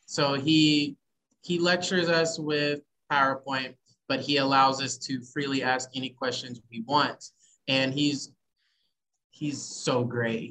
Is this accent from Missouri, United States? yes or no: yes; Poplar Bluff, Missouri, United States; now in Kansas City, United States; I'm originally from Poplar Bluff, but I do live here in Kansas City.